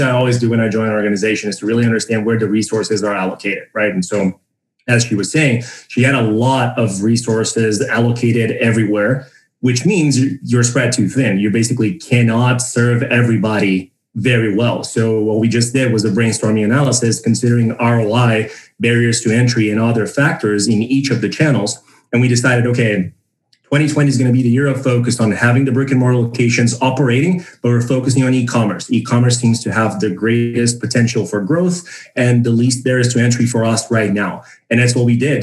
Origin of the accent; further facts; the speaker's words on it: Brazil; moved away as an adult; also born or lived in San Francisco, United States; now in United States; I was born and raised in Brazil. And I moved to the United States in 2017